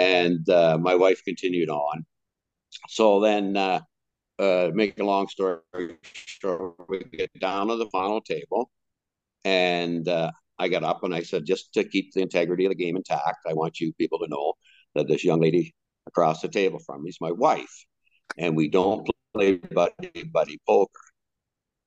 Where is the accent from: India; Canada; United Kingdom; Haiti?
Canada; I was from Canada